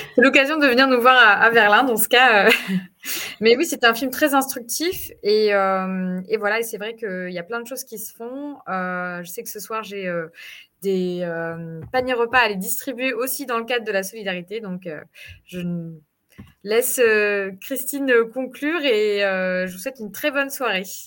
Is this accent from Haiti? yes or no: no; France; moved away; nous, en tant que Français de l'étranger et Françaises de l'étranger